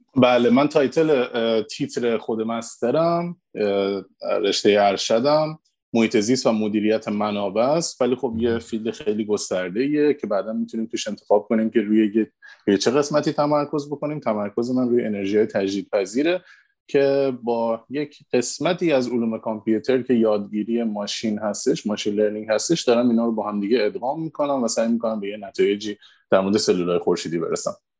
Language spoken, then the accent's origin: Persian; Iran; moved away as an adult; دقیقا 9 سال پیش بود که من از ایران مهاجرت کردم